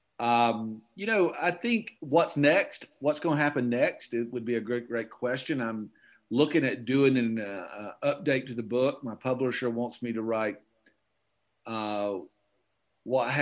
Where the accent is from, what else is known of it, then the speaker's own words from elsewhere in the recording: Okefenokee Swamp, Georgia, United States; moved away; I grew up in the Okefenokee Swamp and I grew up in redneck heaven